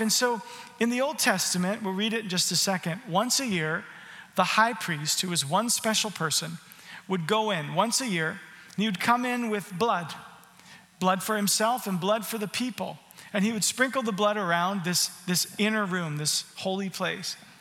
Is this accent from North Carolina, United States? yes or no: no; Arizona, United States; moved away; also born or lived in Canada; I grew up in Arizona